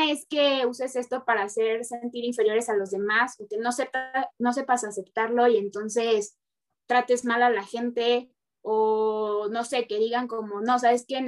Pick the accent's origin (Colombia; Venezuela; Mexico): Mexico; sí soy mexicana